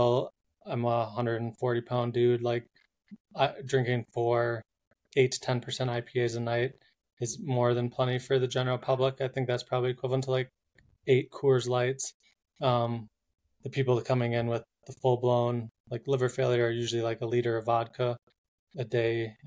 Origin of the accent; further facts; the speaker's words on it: Minnesota, United States; now in Boulder, United States; I'm from Minnesota, Minnesota. Minnesota. Live in Boulder, three quarters time.